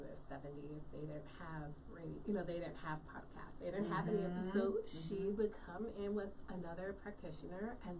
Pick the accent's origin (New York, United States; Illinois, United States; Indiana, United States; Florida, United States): New York, United States; growing up in New York